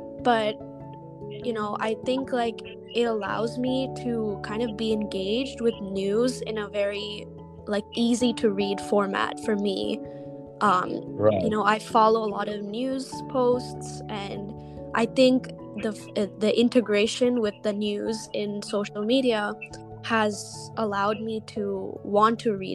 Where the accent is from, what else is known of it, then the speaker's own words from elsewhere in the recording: India; now in United States; Because, for me, I am an Indian who's in the United States.